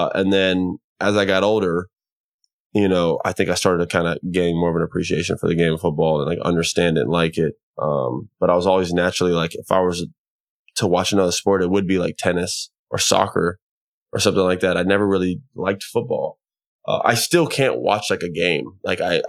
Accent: Orlando, Florida, United States; growing up in Florida

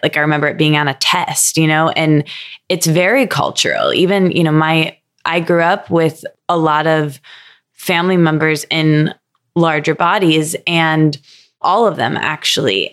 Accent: Midwest, United States; I grew up in the Midwest

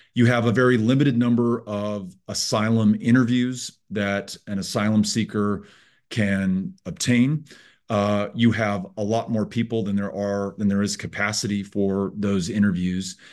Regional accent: El Paso, Texas, United States; talking with you from my hometown of El Paso

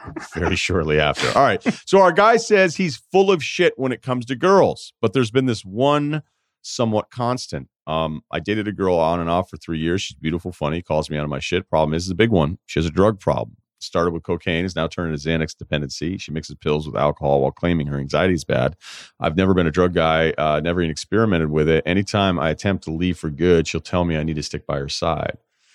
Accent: Queens, New York, United States; I grew up in Queens, single mother. Didn't have much financially, bounced around a bunch of jobs, not a lot to fall back on

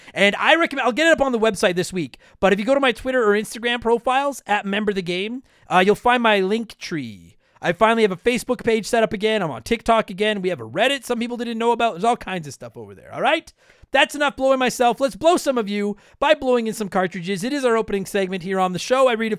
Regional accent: Canada; For baseball, I'm a Jays fan because I'm Canadian.

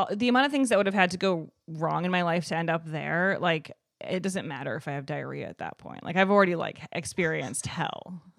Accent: Evanston, Illinois, United States; Evanston, Illinois, right outside of Chicago.

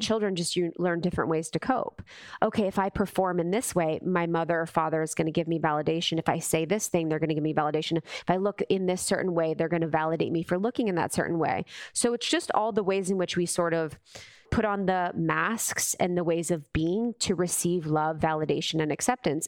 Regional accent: Ohio, United States; I grew up in Ohio

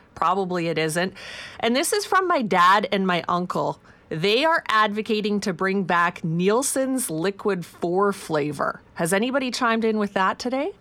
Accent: Saskatchewan, Canada; moved away; Growing up in Saskatchewan, I grew up on Vico that the milkman brought.

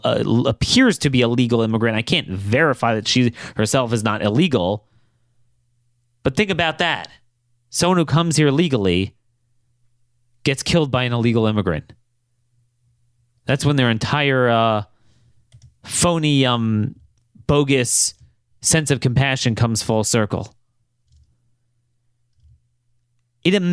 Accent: Baltimore, Maryland, United States; this is my hometown, Baltimore

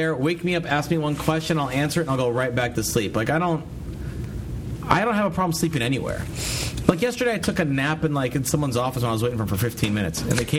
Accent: United States; Now, I'm like a laughing stock when I say I'm an American.

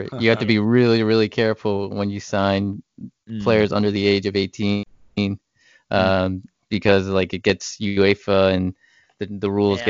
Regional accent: New Jersey, United States; now in Texas, United States; I grew up in New Jersey

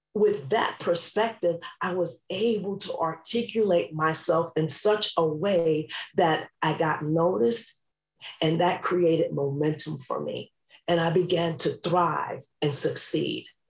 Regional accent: New York City, New York, United States; I grew up in New York City

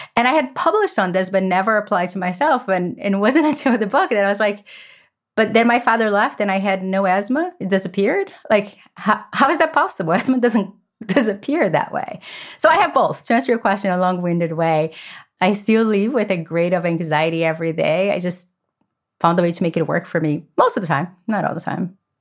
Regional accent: Brazil; now in United States; I grew up in Brazil in a family that chaos is the only thing that we knew.

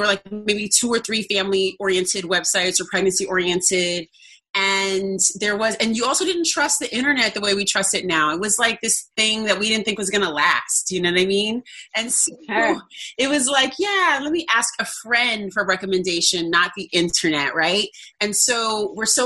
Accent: Oakland, California, United States; moved away as an adult; now in New York City, United States; I am from Cali, born and raised in California, born in Southern California, raised in Oakland

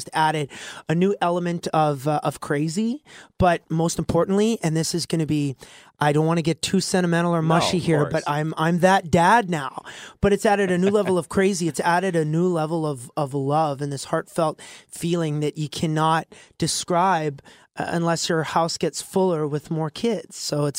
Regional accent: Alberta, Canada; this Alberta boy

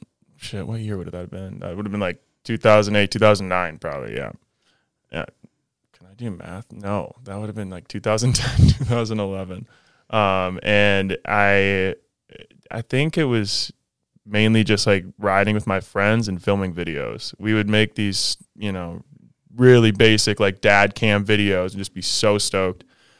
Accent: St. Louis Park, Minnesota, United States; now in Salt Lake City, United States; St. Louis Park, Minnesota, just on the border of Minneapolis, but kind of like a smaller suburb.

